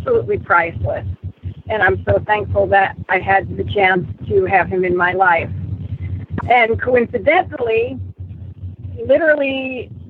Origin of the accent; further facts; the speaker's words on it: Tavares, Florida, United States; also born or lived in Dunnellon, Florida; I am from Tavares. I used to live just south of you in Dunellen